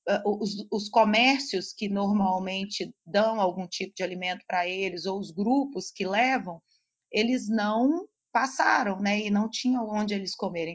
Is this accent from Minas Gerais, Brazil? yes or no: yes; Belo Horizonte, Minas Gerais, Brazil; Eu sou aqui de Belo Horizonte